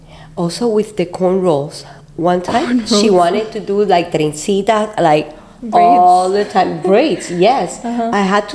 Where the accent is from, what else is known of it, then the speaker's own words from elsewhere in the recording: Puerto Rico; moved away as an adult; also born or lived in Cuba (parents); now in Miami, United States; I was born here in Miami. My parents were Cuban, but I was raised in Puerto Rico, and then I came back to Miami around 1994.